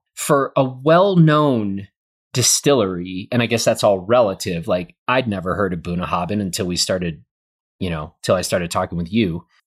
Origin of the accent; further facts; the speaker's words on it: United States; I'm an American